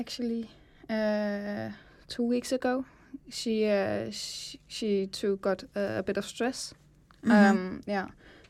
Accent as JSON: {"language": "English", "region": "Zealand", "country": "Denmark", "said": "Well, I am from Sjælland originally, and I traveled to Kolding to study design on SDU."}